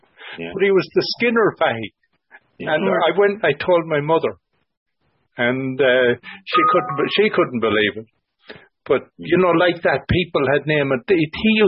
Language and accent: English; Ballinasloe, Connacht, Ireland; now in Ottawa, Canada; And I said, Bannisloe. And he says, what's your name?